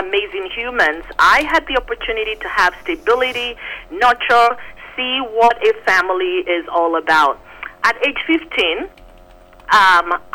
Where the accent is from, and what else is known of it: Nigeria; born or raised there; moved away; also born or lived in Phoenix, Arizona